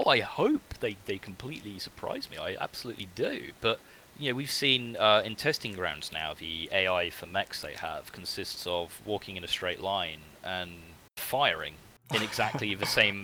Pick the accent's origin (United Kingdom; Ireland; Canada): United Kingdom; my country